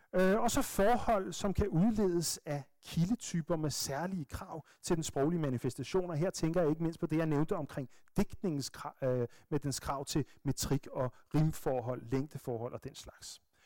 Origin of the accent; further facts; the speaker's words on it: Bornholm, Capital Region of Denmark, Denmark; accent: Bornholmsk; moved away; som vi siger på Bornholmsk